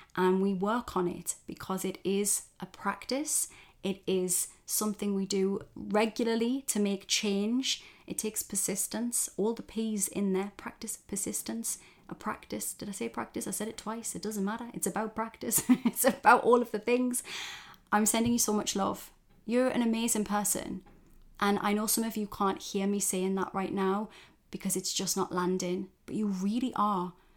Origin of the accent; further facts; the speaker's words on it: Geordie, North East England, United Kingdom; accent: Geordie; my fellow Geordies for those outside of the U K. That's somebody from the northeast of England. And we have our own dialect